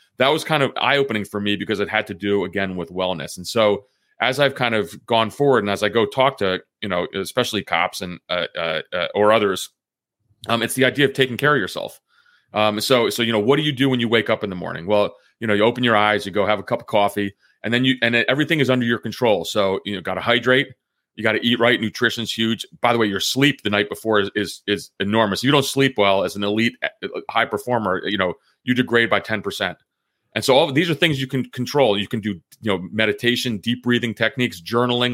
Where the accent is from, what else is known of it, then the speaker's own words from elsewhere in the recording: New Jersey, United States; moved away as an adult; also born or lived in Athens, Greece; now in Northern Virginia, United States; I grew up a middle class kid from New Jersey